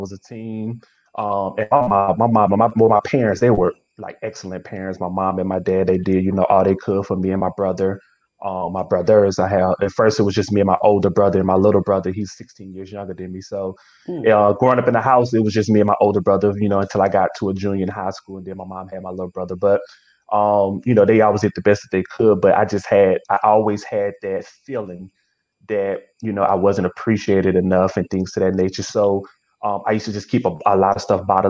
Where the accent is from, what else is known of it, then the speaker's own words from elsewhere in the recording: Springfield, Louisiana, United States; now in Prairieville, United States; Born and raised in Springfield. Went to school there my whole life.